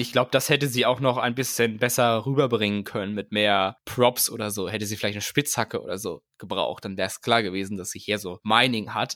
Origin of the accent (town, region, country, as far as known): Germany